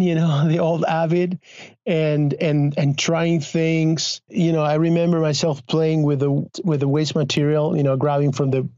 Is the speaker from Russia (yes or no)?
no; Argentina; English is a second language; also born or lived in Los Angeles; now in Spain; I was born in Argentina in a family of filmmakers, of film workers. My father is a film director